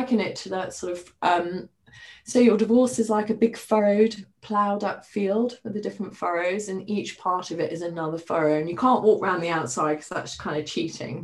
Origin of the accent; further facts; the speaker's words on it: Highlands of Scotland, United Kingdom; moved away; also born or lived in Middle East; I grew up in the Highlands of Scotland